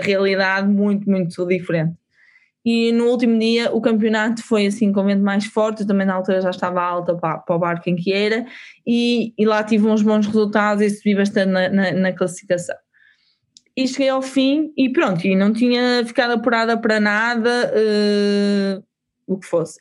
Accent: Portugal; nós, enquanto portugueses

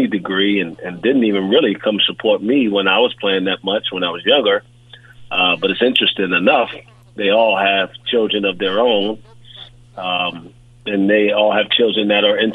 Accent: New York City, New York, United States; moved away as an adult; I grew up in Brooklyn, New York

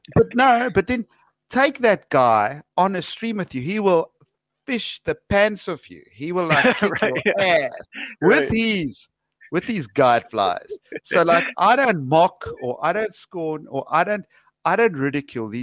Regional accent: South Africa; where are you from? And I said, South Africa

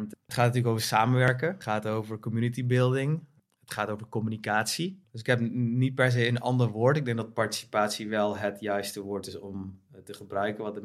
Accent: The Hague, South Holland, Netherlands; also born or lived in North Brabant; Eh, opgegroeid in Den Haag.

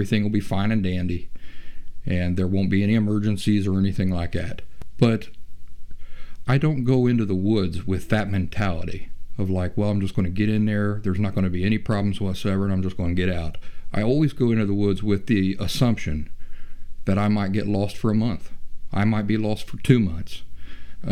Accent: Appalachia, United States; I'm from Appalachia. I grew up in the woods, in the middle of nowhere.

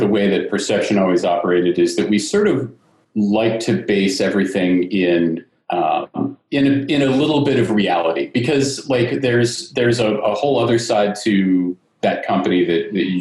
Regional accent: Northern Virginia, United States; moved away as an adult; also born or lived in Richmond, Virginia / New York City; I'm originally from Northern Virginia area and I went to school in Richmond at VCU

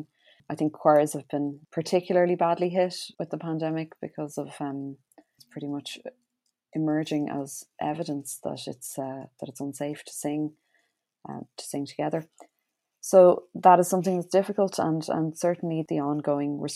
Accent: Ireland; our outputs as Irish choral singers

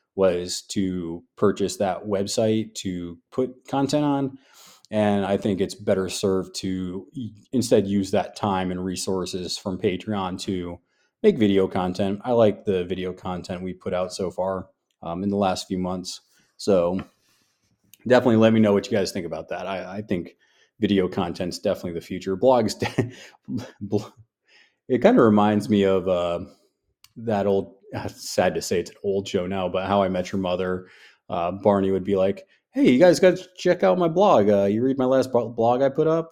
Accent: New York, United States; now in the South, United States; I'm from New York

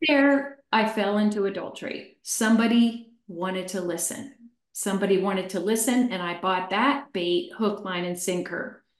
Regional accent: Chester, Pennsylvania, United States; I was born in Chester, Pennsylvania about 63 years ago. I was raised by an alcoholic mother

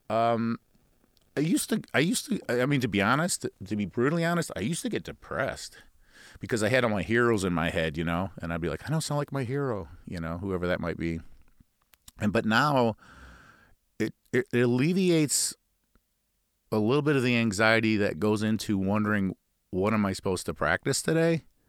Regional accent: Midwest, United States; accent: Midwestern nasal; we Midwesterners, uh, tend to be a little bit nasally

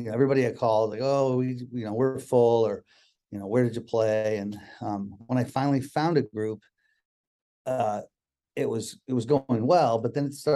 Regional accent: Connecticut, United States; also born or lived in Boston, Massachusetts; now in Seattle, United States; I was born in Boston, grew up in Connecticut

